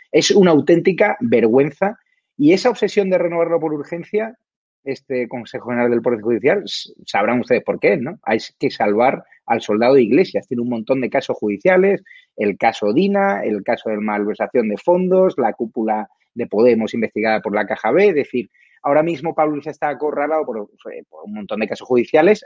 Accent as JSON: {"language": "Spanish", "region": "Community of Madrid", "country": "Spain", "said": "a los madrileños"}